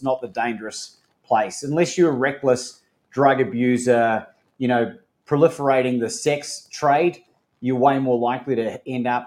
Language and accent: English; New Zealand; accent: refined Australian; moved away as an adult; also born or lived in Melbourne, Australia; My mother was from New Zealand, where I spent my formative years, first half of my life, really 20 years, and moved to Australia and to Melbourne, Australia when I was 20, 21